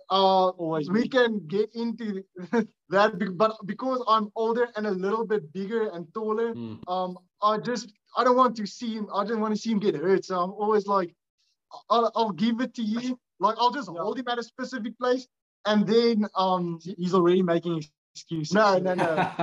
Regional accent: South Africa; Unfortunately, that's the only online payment method that we can do since we're from South Africa.

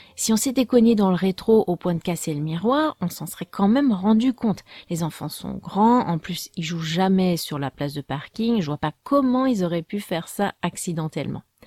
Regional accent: France; je suis française

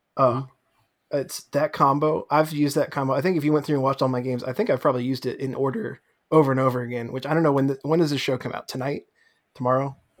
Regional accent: New York, United States; moved away; I'm from New York originally

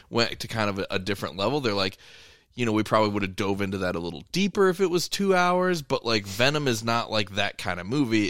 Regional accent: Monticello, United States; I went to high school in Monticello

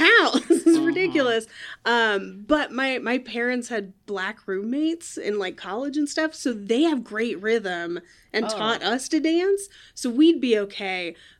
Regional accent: California, United States; I grew up near Oakland.

